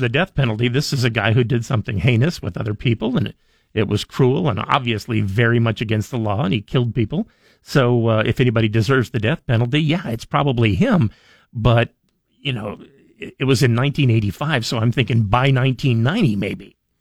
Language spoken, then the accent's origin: English; Idaho, United States; I was born in Idaho